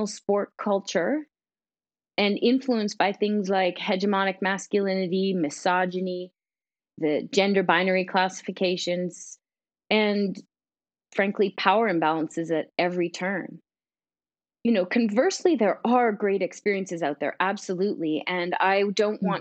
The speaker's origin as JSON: {"language": "English", "country": "Canada", "said": "as a Canadian"}